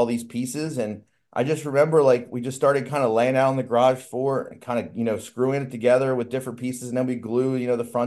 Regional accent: Magothy River, north of Annapolis, Maryland, United States; I'm basically from the Chesapeake Bay. I grew up on the Magathy River, which is just north of Annapolis.

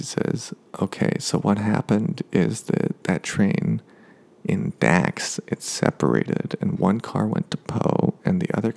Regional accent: United States; we're Americans. We have accents when we speak

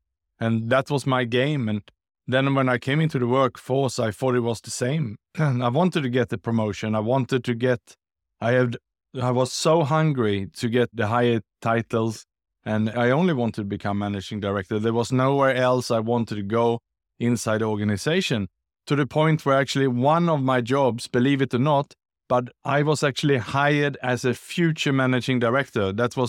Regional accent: Sweden; born there; moved away; also born or lived in Australia / Southeast Asia; So I was born in Sweden, in Europe, and then I was educated in Australia, and then I lived and worked the last 20 years in Southeast Asia.

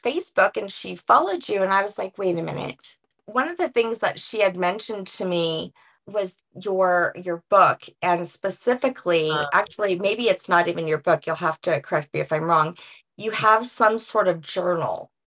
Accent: New Orleans, Louisiana, United States; I'm from New Orleans, so my roots are like the women are the martyrs in the family

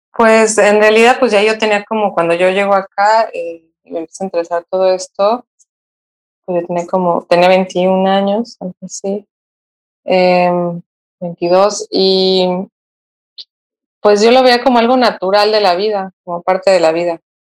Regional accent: Mexico City, Mexico; moved away as an adult; yo soy originaria de la Ciudad de México y hace más de 12 años me vine a vivir aquí, a, la costa.

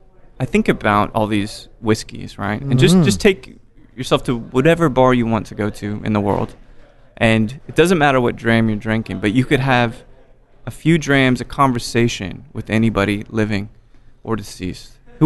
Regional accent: United States; I'm American

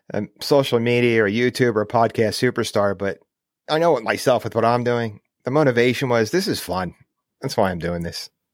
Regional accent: United States; I grew up outside New York City.

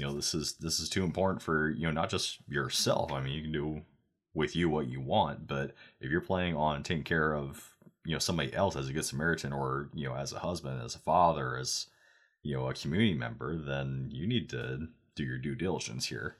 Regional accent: Oregon, United States; now in Texas, United States; I'm from Oregon

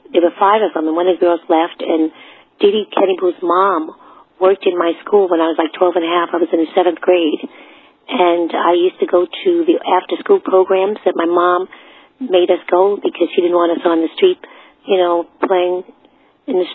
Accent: New York City, New York, United States; accent: Brooklyn; I was with … we were all from Brooklyn. I'm from Brooklyn, Bedford-Stuyvesant.

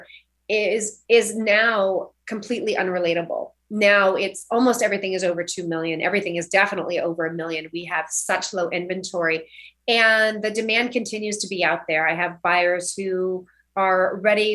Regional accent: Orcutt, California, United States; also born or lived in Santa Ynez Valley / Napa; now in Santa Barbara, United States; I'm from a little town called Old Orchid, so that's North Santa Barbara County, and grew up on 3.5 acres

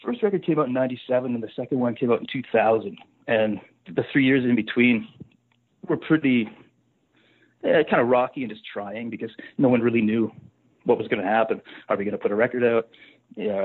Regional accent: Saskatchewan, Canada; moved away as an adult; also born or lived in Calgary; growing up in Saskatchewan

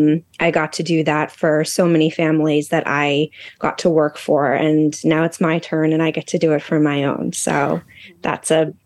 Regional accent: Westchester, New York, United States; moved away as an adult; also born or lived in Los Angeles; now in Boston, United States; I am from Westchester, New York, born and raised there. Went to school in Boston, moved out to LA for 10 years, moved back to New York to be with my now husband, and now we're back in Boston.

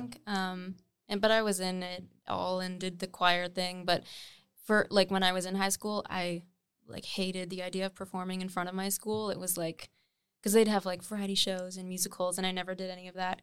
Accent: Nova Scotia, Canada; moved away as an adult; also born or lived in Munster, Ontario; now in Toronto, Canada; I was born in, actually, Ontario, in, like, a very small hamlet. called Munster, but then I moved to Nova Scotia when I was, like, eight or nine.

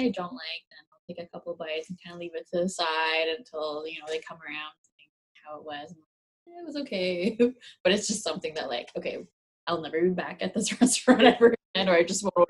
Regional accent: Winnipeg, Manitoba, Canada; now in Toronto, Canada; Well, you know, I'm from Winnipeg

